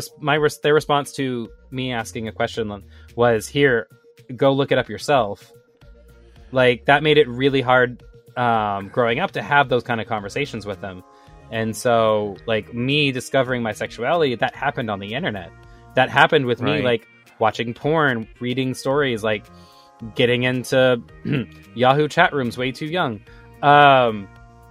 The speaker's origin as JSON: {"language": "English", "area": "the South", "region": "Texas", "country": "United States", "tie": "born or raised there", "said": "my experience growing up in the South, was there's a lot of push to have children"}